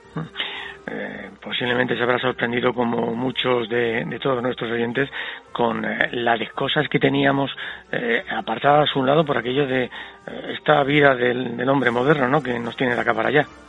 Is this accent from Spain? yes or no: yes; Spain; gente como somos los españoles